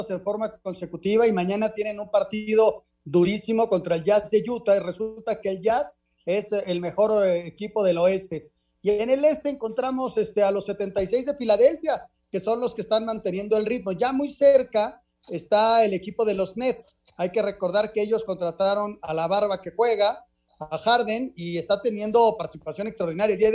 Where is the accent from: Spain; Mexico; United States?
Mexico; El día que ganamos, yo me incluyo como mexicano, la medalla de oro en el fútbol en los Juegos Olímpicos de Londres